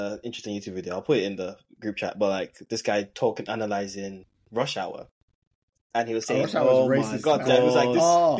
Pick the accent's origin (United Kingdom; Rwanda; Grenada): United Kingdom; I didn't really understand that growing up because obviously we're British.